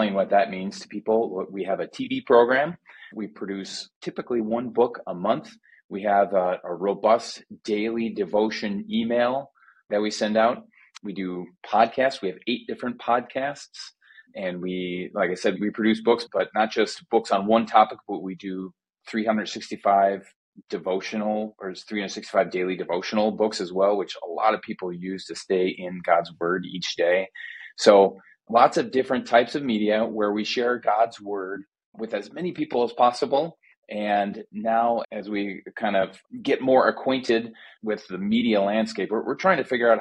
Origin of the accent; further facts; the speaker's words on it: Middleton, Wisconsin, United States; my hometown church in Middleton, Wisconsin